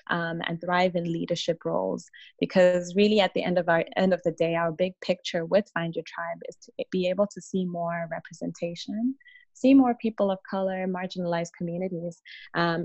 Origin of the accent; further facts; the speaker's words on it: Zimbabwe; moved away as an adult; now in Ottawa, Canada; I was born in Zimbabwe, and I spent the majority of my childhood and adolescence there